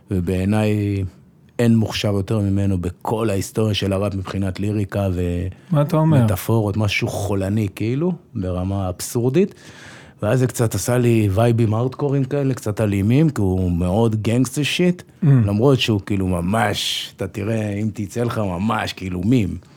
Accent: Jerusalem, Jerusalem District, Israel; also born or lived in Safed; אז נולדתי בצפת, מאוד מהר עברנו לירושלים, גדלתי בירושלים קצת, ברמות

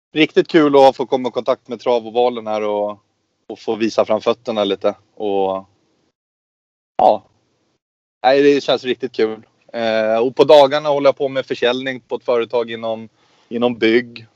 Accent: Östersund, Jämtland, Sweden; uppe i Östersund där vi kommer ifrån

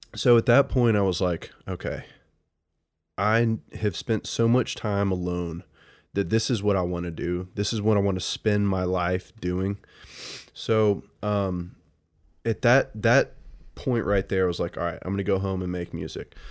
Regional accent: Birmingham, Alabama, United States; moved away as an adult; now in Athens, Georgia, United States; I'm from Birmingham

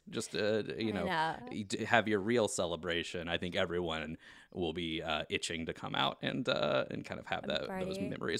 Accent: the South, United States; As a Southerner

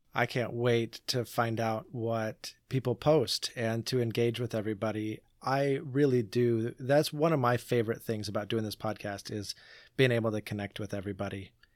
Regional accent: Portland, Oregon, United States; I grew up in Portland

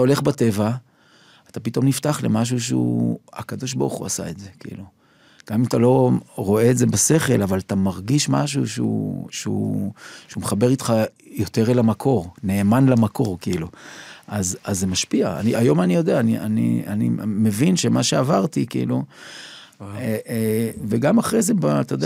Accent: Jerusalem, Jerusalem District, Israel; now in Tel Aviv, Israel; נולדתי בירושלים בנווה גרנות, שם ליד גן סאקר, שם מול נחלאות

